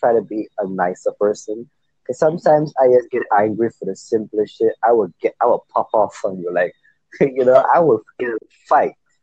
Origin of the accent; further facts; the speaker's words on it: Trinidad & Tobago; now in Saint Lucia; I was born in Trinidad, though. I was born in Trinidad